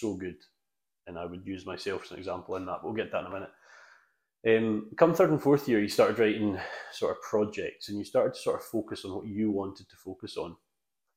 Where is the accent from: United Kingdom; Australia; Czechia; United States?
United Kingdom; Isle of Arran, Scotland; moved away; I was brought up on the Isle of Arran.